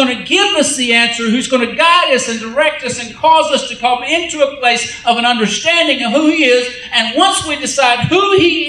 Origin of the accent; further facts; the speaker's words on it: United States; I'm from America